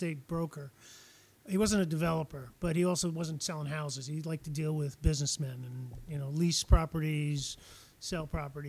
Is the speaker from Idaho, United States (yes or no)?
no; Chappaqua, New York, United States; also born or lived in Santa Fe; now in Nantucket, United States; I grew up in Chappaqua, New York.